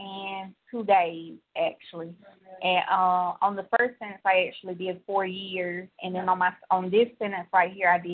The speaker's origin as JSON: {"language": "English", "region": "Georgia", "country": "United States", "said": "I'm from Georgia"}